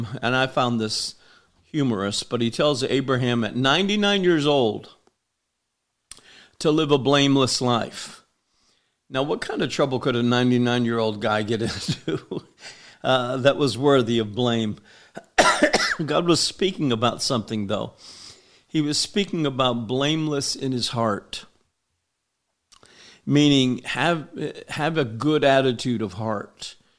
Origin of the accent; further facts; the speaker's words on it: Homestead, Florida, United States; I grew up in Homestead, Florida. It was a very poor town, and the welfare system was alive and well in Homestead, Florida when we were growing up.